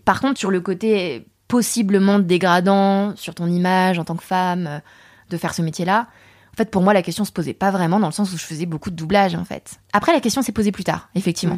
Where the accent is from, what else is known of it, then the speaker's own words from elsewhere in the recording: Saint-Germain-en-Laye, Île-de-France, France; also born or lived in Paris / Torcy; j'ai grandi à Saint-Germain-en-Laye. Et à Saint-Germain-en-Laye, autour de moi, mais il n'y a pas d'accent asiatique.